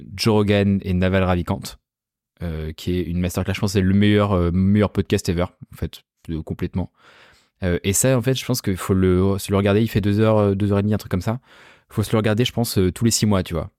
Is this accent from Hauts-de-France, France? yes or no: no; La Rochelle, Nouvelle-Aquitaine, France; now in Paris, France; moi je viens de La Rochelle à la base, tu vois, genre je suis pas du tout parisien